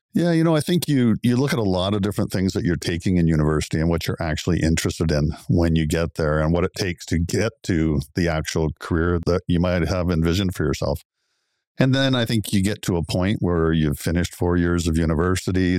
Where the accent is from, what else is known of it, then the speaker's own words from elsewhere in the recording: Oakville, Ontario, Canada; also born or lived in Guelph / Belleville / Kingston; I grew up in Oakville. It's my hometown.